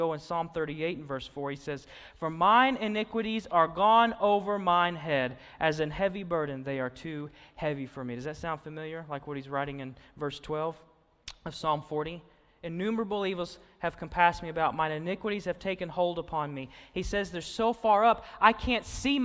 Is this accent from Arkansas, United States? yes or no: yes; Austin, Arkansas, United States; I grew up in Austin, Arkansas, just, you know, a few miles north up the road and past Cabot.